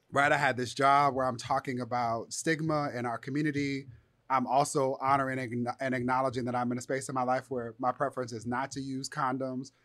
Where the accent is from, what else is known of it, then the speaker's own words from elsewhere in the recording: Inglewood, California, United States; I'm from Inglewood. I took a bus to school